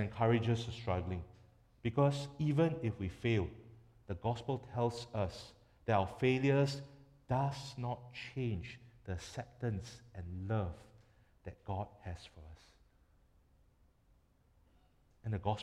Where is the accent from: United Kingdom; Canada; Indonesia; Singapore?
Singapore; as a Singaporean